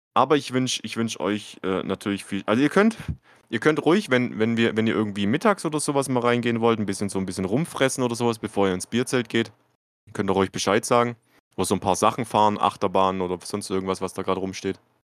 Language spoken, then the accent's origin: German; Baden-Württemberg, Germany; bei uns in Baden-Württemberg